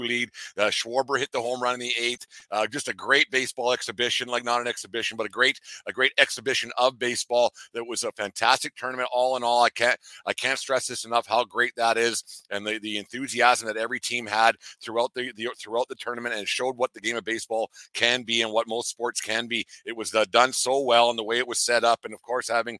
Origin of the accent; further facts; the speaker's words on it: Canada; I'm a Canadian